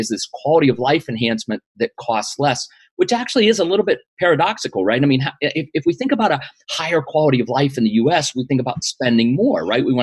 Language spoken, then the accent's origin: English; Western Pennsylvania, United States; moved away as an adult; also born or lived in Washington, D.C. area; I grew up in Western Pennsylvania